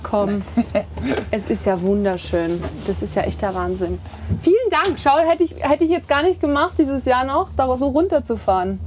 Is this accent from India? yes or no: no; Kitzbühel, Tyrol, Austria; moved away as an adult; also born or lived in St. Johann in Tirol; now in Germany; Gerade Kitzbühel, da bin ich groß geworden. Ich bin hier zur Schule gegangen in St. Johann, bin hier aufgewachsen